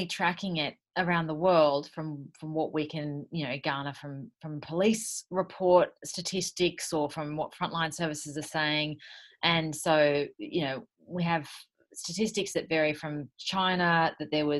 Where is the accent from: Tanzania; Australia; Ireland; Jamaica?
Australia; Sydney, New South Wales; I'm from Sydney, in this beautiful little house.